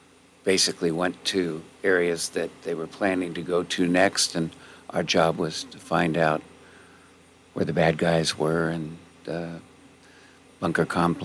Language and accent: English; Southern California, United States; now in San Luis Obispo, United States; Yeah, I was born and raised in Southern California.